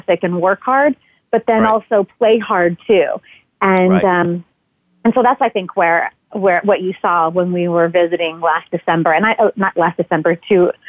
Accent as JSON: {"language": "English", "region": "Southern California", "country": "United States", "tie": "born or raised there", "said": "Growing up in Southern California"}